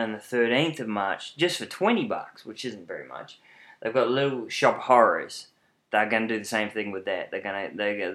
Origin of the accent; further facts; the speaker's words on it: New Plymouth, Taranaki, New Zealand; now in Auckland, New Zealand; I'm from New Plymouth